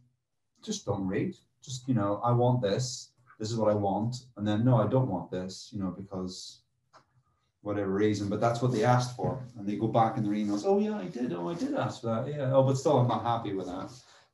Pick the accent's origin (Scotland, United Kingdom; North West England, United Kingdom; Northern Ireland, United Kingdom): Northern Ireland, United Kingdom; now in London, United Kingdom; I grew up in Northern Ireland